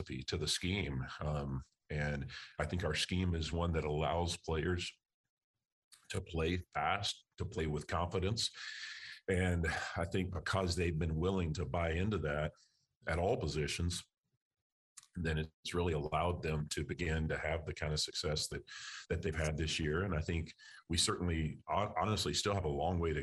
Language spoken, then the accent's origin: English; Texas, United States; moved away as an adult; also born or lived in Louisiana; I'm from Texas. My wife is from Texas. Haven't been back to live in over 20 years. And so an opportunity to come back home